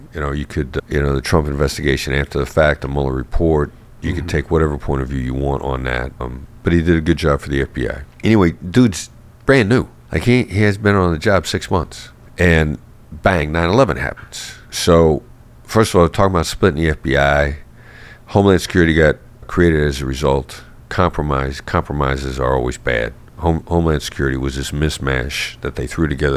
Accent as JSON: {"language": "English", "region": "Iowa", "country": "United States", "tie": "born or raised there", "said": "I grew up in Iowa, small town Iowa boy"}